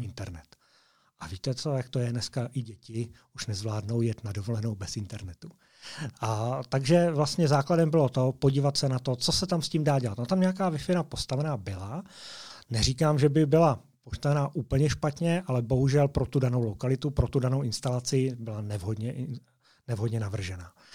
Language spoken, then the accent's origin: Czech; Moravia, Czechia; moved away as an adult; now in Slovakia; jsem z Moravy